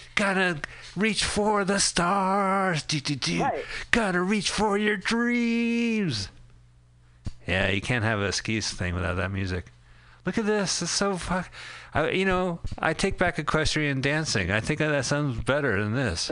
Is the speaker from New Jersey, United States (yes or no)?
yes; Montclair, New Jersey, United States; we are from Montclair, New Jersey